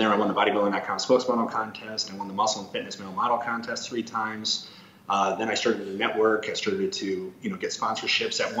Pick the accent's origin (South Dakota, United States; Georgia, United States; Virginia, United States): South Dakota, United States; I'm from South Dakota